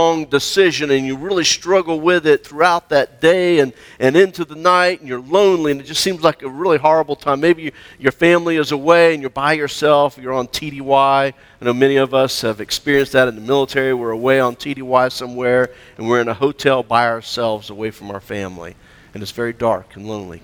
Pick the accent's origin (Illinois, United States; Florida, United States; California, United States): Florida, United States; moved away; I grew up in Florida where you had warm, rainy weather.